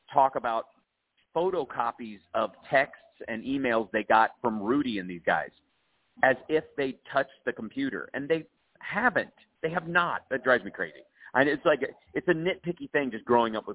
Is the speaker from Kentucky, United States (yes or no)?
yes; Kentucky, United States; I grew up in Kentucky